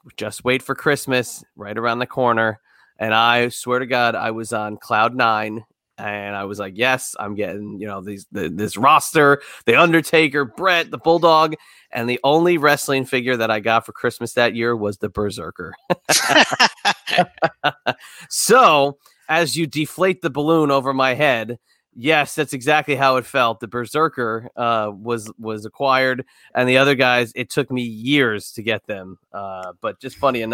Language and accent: English; Hazlet, New Jersey, United States; where we grew up in Monmouth County, New Jersey, in Hazlitt, there was a Child World that became a Toys R Us.